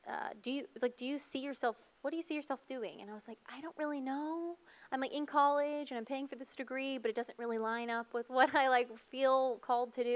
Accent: Missouri, United States; moved away as an adult; now in Texas, United States; I grew up in Missouri, born and raised, and never have lived anywhere else except now Texas.

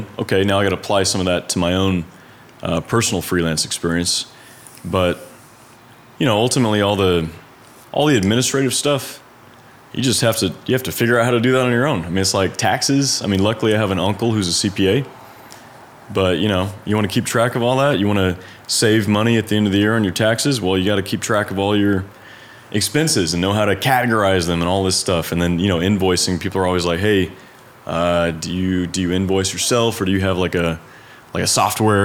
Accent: Dallas, Texas, United States; I'm from Dallas

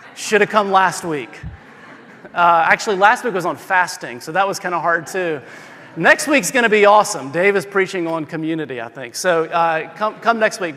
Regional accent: the South, United States; I'm from the South

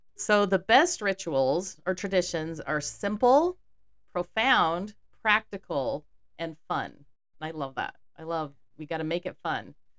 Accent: Houston, Texas, United States; growing up in Texas

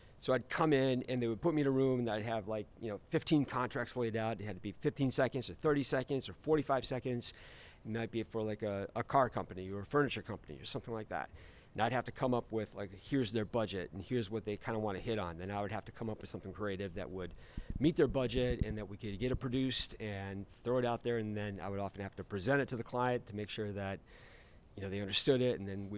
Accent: Omaha, Nebraska, United States; born there; I was born in Omaha.

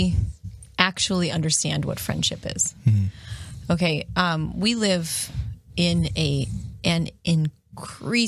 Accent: Perrysburg, Ohio, United States; moved away as an adult; also born or lived in Steubenville, Ohio; when we moved from Steubenville to Perrysburg, I was lonely. You know, I'm an extrovert and I grew up in this area

